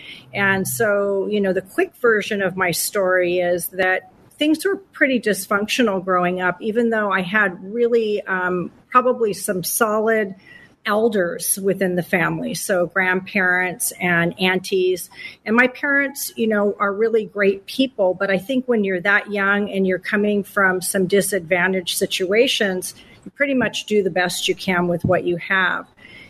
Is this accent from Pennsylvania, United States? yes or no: no; Southern California, United States; I'm from the California tribes, which is right here in Southern California, about 45 minutes north of the airport and in San Diego. So we are the Rincon Band of Luiseno Indians. We have been in the region for 23,000 years documented